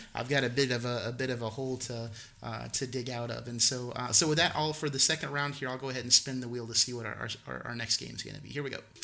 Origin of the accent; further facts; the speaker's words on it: the South, United States; I i grew up in the South and from the South I I understand dialect and appreciate it